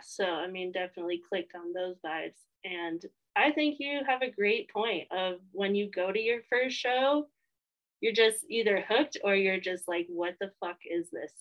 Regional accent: Colorado, United States; I hail from Colorado.

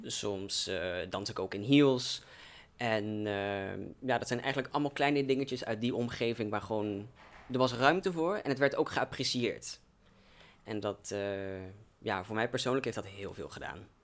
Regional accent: Velden, Limburg, Netherlands; now in Arnhem, Netherlands; ik ben eigenlijk uit een klein dorpje genaamd Velden, wat er echt net buiten ligt. Dus voor context, ik kom eigenlijk dus uit een klein dorpje uit Limburg

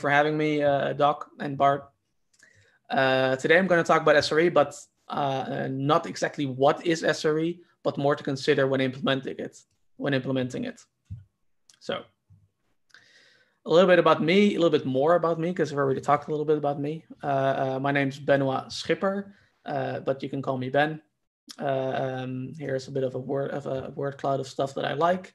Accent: Netherlands; my home country, the country of Python and Wi-Fi, Netherlands.

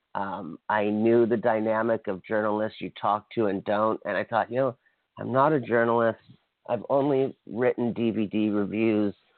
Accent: Kauai, Hawaii, United States; my home island

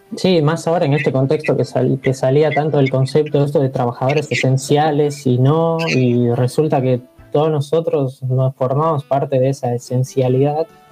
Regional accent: Bolivia; moved away as an adult; now in General Roca, Argentina; nací en Bolivia, hace 6, 7 años que estoy viviendo acá en Roca

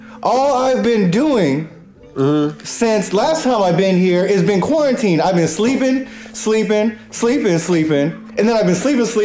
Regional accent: the West, United States

